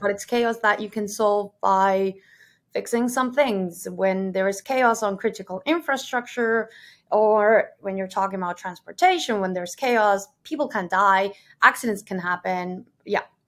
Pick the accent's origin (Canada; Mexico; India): Mexico; moved away as an adult; also born or lived in Germany; now in Amsterdam, Netherlands; I'm originally from Mexico. I'm currently living in Amsterdam, in the Netherlands.